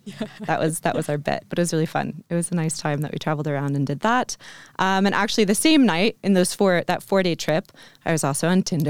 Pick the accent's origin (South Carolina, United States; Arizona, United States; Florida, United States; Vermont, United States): Vermont, United States; also born or lived in Chicago; So I'm from the U.S. Mm-hmm. I'm from Vermont originally.